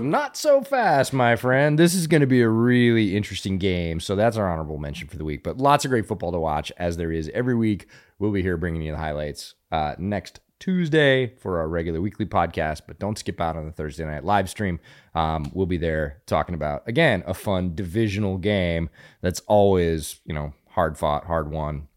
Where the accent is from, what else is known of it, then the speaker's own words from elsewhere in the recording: Pennsylvania, United States; now in Texas, United States; I grew up around Pennsylvania high school football, which is also a semi-religious experience